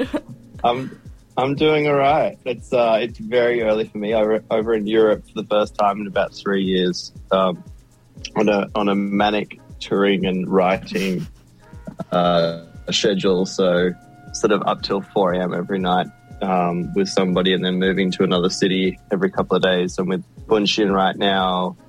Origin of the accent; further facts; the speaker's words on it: Sydney, New South Wales, Australia; my hometown in Sydney where I grew up